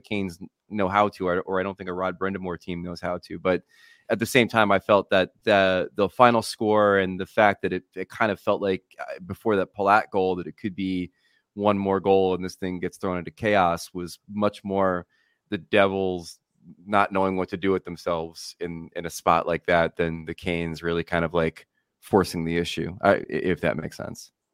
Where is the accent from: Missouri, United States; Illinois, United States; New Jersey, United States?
New Jersey, United States; Matawan; From Mattawan.